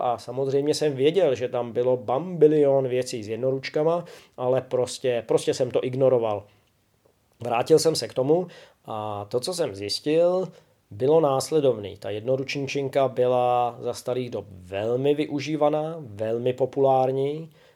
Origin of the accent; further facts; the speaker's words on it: Czechia; Občas učím i u nás doma v Čechách a, a na Slovensku